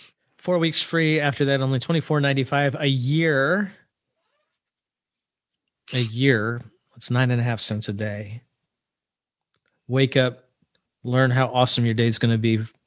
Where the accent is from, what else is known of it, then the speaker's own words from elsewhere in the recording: Massachusetts, United States; also born or lived in central New York; now in Savannah, United States; No, I grew up in Massachusetts and spent 11 years in central New York.